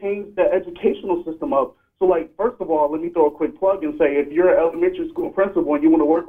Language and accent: English; Milwaukee, Wisconsin, United States; I'm from Milwaukee, Wisconsin.